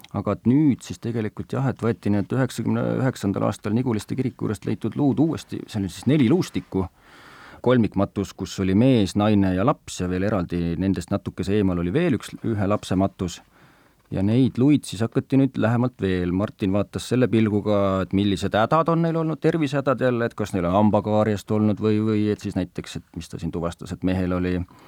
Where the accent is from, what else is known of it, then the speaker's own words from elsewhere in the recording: Kiviõli, Ida-Viru County, Estonia; mina kui Põhja-Eesti inimene, minu kodulinn või lapsepõlve kodulinn on Kiviõli